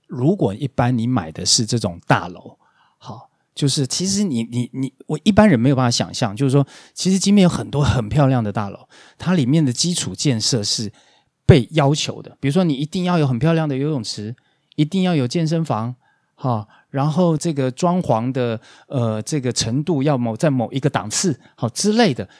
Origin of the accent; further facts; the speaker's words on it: Taiwan; moved away; also born or lived in Cambodia; 我们台湾人